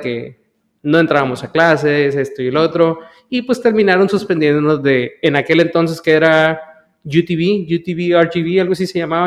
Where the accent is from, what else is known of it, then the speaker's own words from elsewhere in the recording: Brownsville, Texas, United States; nací en la ciudad de Brownville, Texas